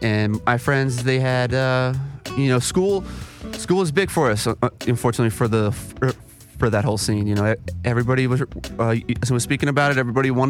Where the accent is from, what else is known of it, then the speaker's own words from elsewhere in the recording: South Florida, United States; moved away; So, originally, I'm from South Florida.